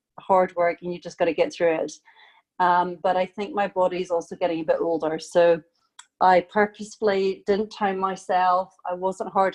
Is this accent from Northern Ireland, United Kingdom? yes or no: no; Scotland, United Kingdom; moved away; I am originally from Scotland.